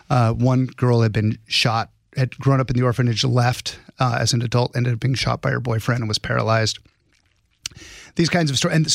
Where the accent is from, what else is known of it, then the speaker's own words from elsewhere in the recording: Prescott, Arizona, United States; Arizona, Prescott, yep. Arizona. Prescott. And Prescott, like biscuit.